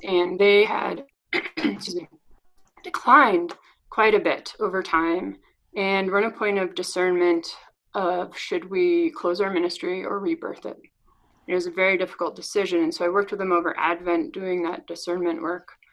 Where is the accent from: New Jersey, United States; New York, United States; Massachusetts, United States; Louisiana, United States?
Massachusetts, United States; north of Boston; now in Denver, United States; I'm originally from north of Boston